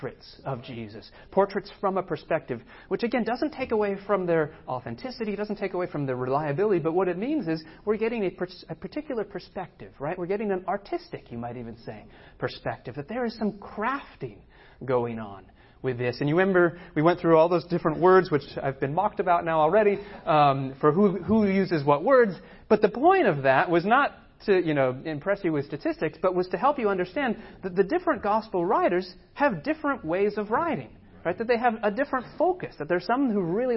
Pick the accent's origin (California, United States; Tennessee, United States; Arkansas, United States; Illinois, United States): California, United States; San Diego; moved away as an adult; also born or lived in Boston; I grew up in San Diego, right? So I'm not far from here, San Diego